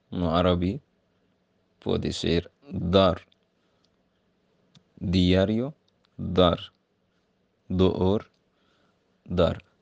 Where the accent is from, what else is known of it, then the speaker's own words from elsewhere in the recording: Egypt; first language Arabic; Portuguese is a second language; moved away; sou de Egito e no Egito falamos árabe.